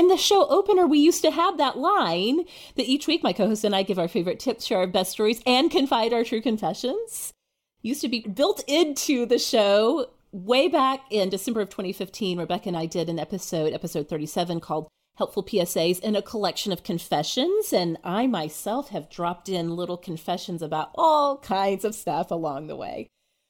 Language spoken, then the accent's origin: English; Oklahoma, United States; I grew up in Oklahoma.